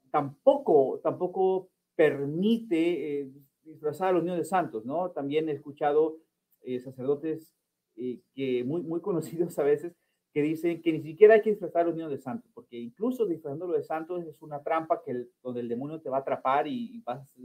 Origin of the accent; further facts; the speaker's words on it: Oklahoma, United States; yo nací y crecí en los Estados Unidos, eh, nací en Oklahoma, crecí en Estados Unidos, mis padres eh, son inmigrantes de México, católicos toda la vida